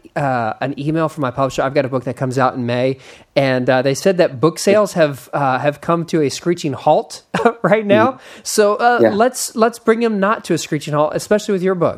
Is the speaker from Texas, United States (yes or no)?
yes; Austin, Texas, United States; you lived in Austin, Texas, where I'm from. And as a Texan